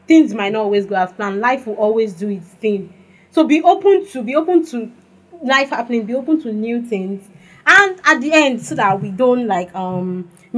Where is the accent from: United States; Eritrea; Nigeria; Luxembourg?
Nigeria; Growing up in Nigeria